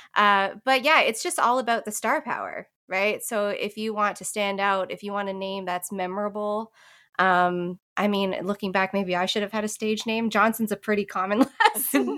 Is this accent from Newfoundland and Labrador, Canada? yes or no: yes; Newfoundland and Labrador, Canada; moved away as an adult; now in Nashville, United States; I'm originally from the East Coast of Canada, from the province of Newfoundland and Labrador, and found my way here to Nashville about five years ago